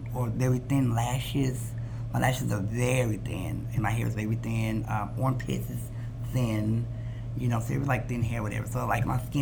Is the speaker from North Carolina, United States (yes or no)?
yes; Greensboro, North Carolina, United States; I was born and raised in Greensboro, North Carolina